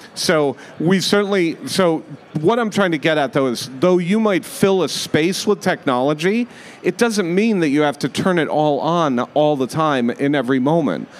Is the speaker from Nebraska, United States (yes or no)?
no; Rhode Island, United States; moved away as an adult; also born or lived in Las Vegas, Nevada; I grew up in Rhode Island.